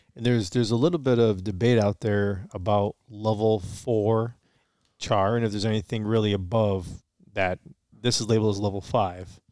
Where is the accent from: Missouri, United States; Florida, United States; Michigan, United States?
Michigan, United States; Romeo; we're from Romeo, Michigan